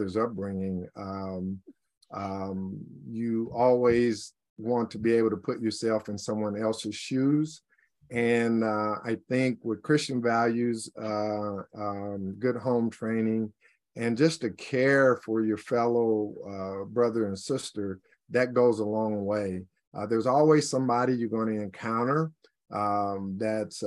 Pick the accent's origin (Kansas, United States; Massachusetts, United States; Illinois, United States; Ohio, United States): Kansas, United States; Liberal; now in Olathe, United States; I grew up in Southwest Kansas, a place called Liberal